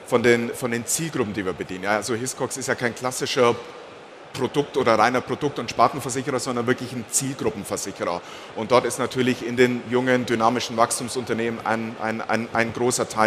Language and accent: German; Bavaria, Germany; Also ich bin geboren und aufgewachsen in der Region zwischen Augsburg und Memmingen, das ist so ein bisschen bayerisches Niemandsland.